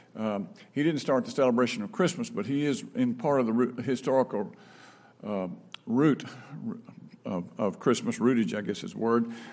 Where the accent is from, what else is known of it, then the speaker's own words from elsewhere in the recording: Brandon, Mississippi, United States; also born or lived in Franklin, Tennessee / Rock Hill, South Carolina; now in Raymond, United States; I grew up in Brandon